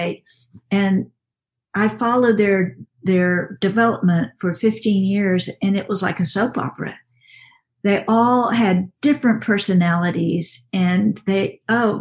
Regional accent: West, Texas, United States; I'm from West Comma, Texas, which is a little town in central Texas

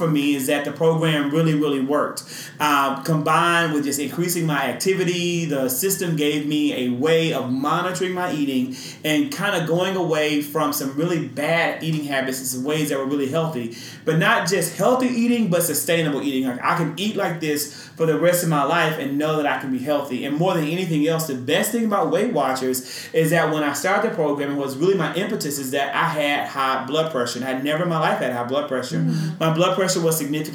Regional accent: Mississippi, United States; born or raised there

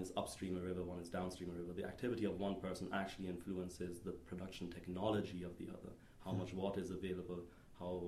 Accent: Detmold, North Rhine-Westphalia, Germany; moved away as an adult; now in Stanford, United States; I grew up in Germany

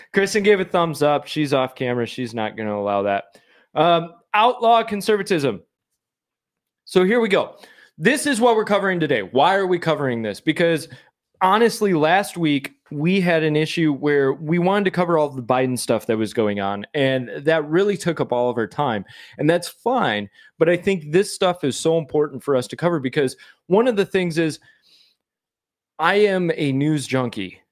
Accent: Michigan, United States; I'm from Michigan.

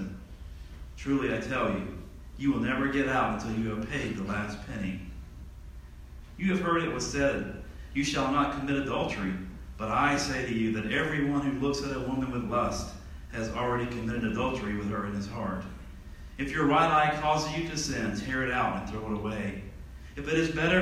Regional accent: Tallahassee, Florida, United States; I'm from Tallahassee, Florida

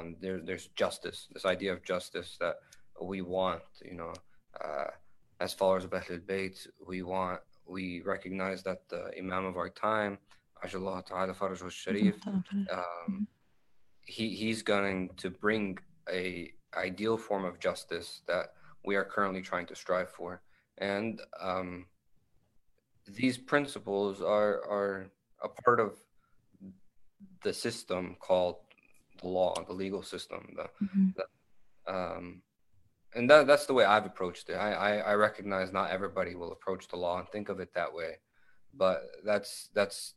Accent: Tampa, Florida, United States; growing up in Tampa, Florida

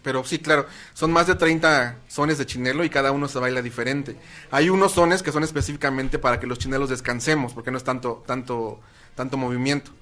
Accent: Tepoztlán, Morelos, Mexico; En Tepoztlán se divide en barrios y mi barrio es el barrio del alacrán

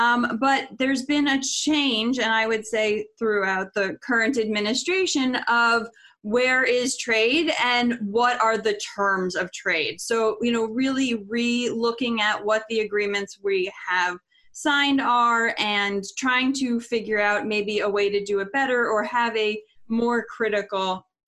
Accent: Florida, United States; I grew up in Florida on the beach, wanted to be a veterinarian, wildlife veterinarian.

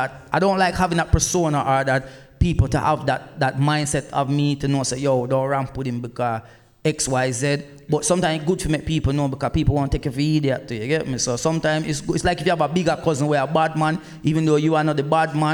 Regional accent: Black River, Saint Elizabeth, Jamaica; also born or lived in England; now in United Kingdom; Because I didn't grow up in England, and through me, I come from Jamaica

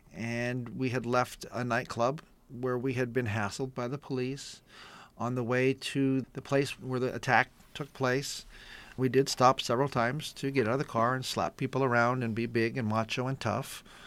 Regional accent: East San Gabriel Valley, California, United States; I grew up in the East San Gabriel Valley area in a predominantly Anglo neighborhood

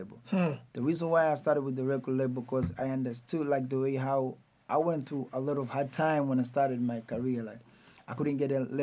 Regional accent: Dar es Salaam, Tanzania; I am from Tandale

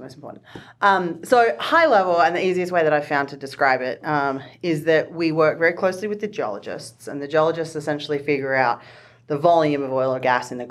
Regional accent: Australia; now in Denver, United States; I'm from Australia.

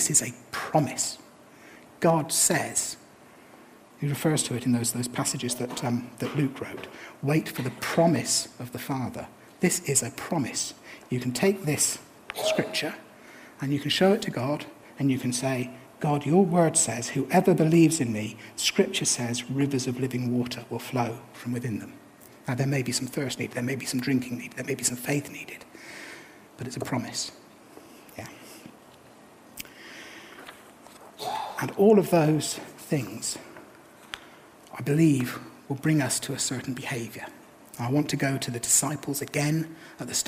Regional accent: England, United Kingdom; I'm English.

